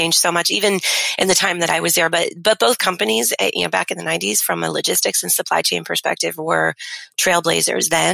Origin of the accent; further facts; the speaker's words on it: Boston, Massachusetts, United States; moved away as an adult; now in South Florida, United States; I grew up in the western suburbs of Boston and started my family there